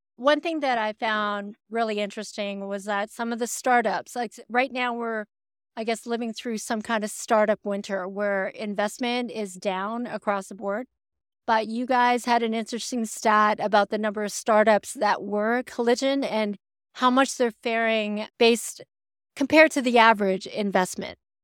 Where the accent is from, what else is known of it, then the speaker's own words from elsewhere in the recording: Canada; as a Canadian